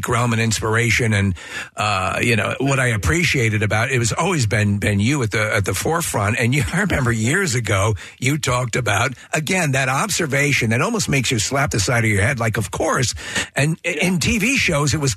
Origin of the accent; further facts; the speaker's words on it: New York, United States; now in Philadelphia, United States; I'm from New York, and it was that was the Sheepshead Bay